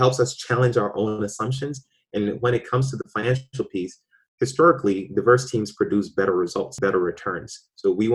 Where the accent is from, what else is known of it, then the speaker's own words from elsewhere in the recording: Ghana; now in Boston, United States; I was born in Ghana.